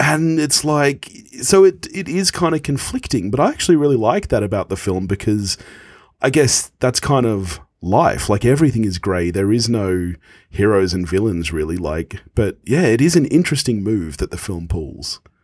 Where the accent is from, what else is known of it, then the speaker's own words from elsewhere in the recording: Australia; when I was a kid, you know, obviously growing up in Australia